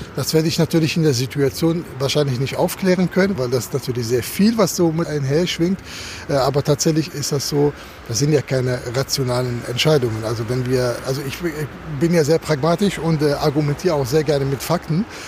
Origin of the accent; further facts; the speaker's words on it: Germany; wir, glaube ich, als Deutsche